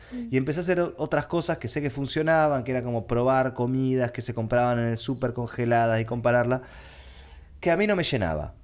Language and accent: Spanish; Argentina; para sobrevivir en mi país tuve que mutar a ser creador de contenido